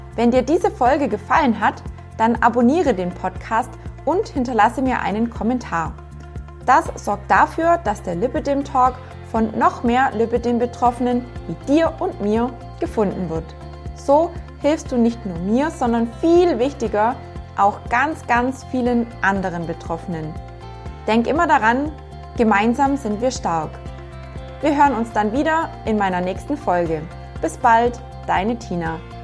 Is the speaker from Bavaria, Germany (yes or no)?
yes; near Günzburg, Bavaria, Germany; moved away; also born or lived in southern Black Forest; Aufgewachsen bin ich in einem kleinen Dorf in der Nähe von Günzburg.